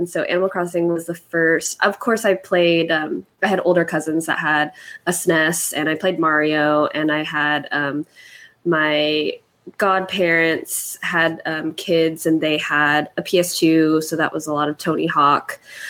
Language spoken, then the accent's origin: English; Philippines; And then also being Filipino, wanting to, you know, be a woman of color in this space